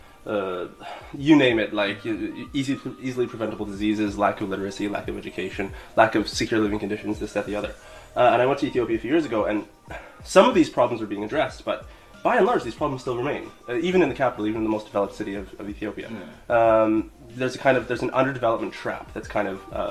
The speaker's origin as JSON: {"language": "English", "country": "Canada", "moved": "as an adult", "lives_now": "Beijing, China", "said": "I'm from Canada, in fact. And yeah, I've been living in Beijing for about 3 years."}